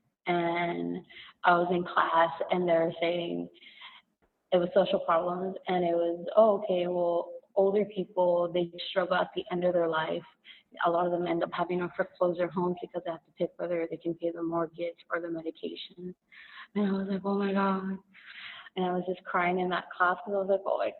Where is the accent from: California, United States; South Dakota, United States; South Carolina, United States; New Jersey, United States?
California, United States; Los Angeles; I'm from East